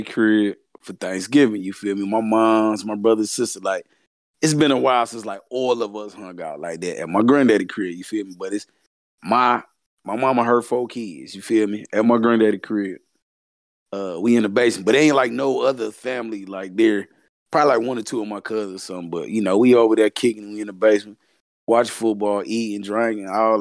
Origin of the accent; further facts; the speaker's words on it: the South, United States; I'm from the South